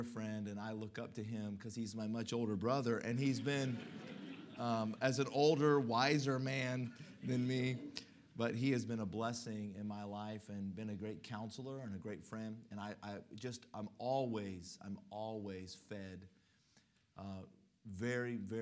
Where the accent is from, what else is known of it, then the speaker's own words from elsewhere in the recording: Colorado, United States; moved away as an adult; also born or lived in Mississippi; I was born and raised in Colorado